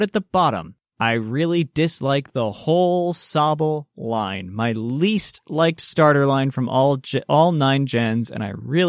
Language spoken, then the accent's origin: English; Port Elizabeth, Eastern Cape, South Africa; I grew up in Port Elizabeth in South Africa, a city on the coast.